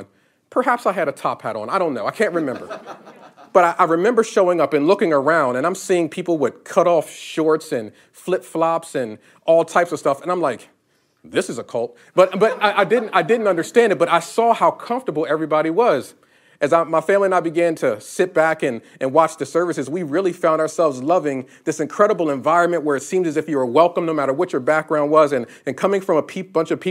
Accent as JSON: {"language": "English", "region": "Northeast", "country": "United States", "moved": "as an adult", "lives_now": "Florida, United States", "said": "I'm from the Northeast."}